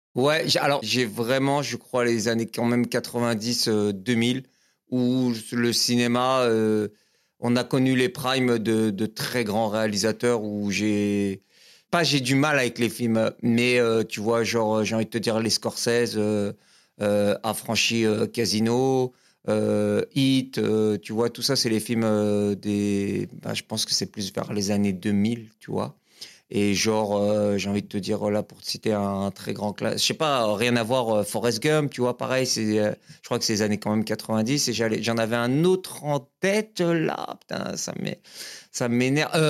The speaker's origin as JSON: {"language": "French", "town": "L'Île-Saint-Denis", "region": "Île-de-France", "country": "France", "tie": "born or raised there", "also_born_or_lived": "Épinay-sur-Seine", "said": "je suis né à Épinay-sur-Seine, dans le 93. Et j'ai grandi jusqu'à mes 13 ans. J'étais dans la banlieue parisienne, j'étais à, à Lille-Saint-Denis"}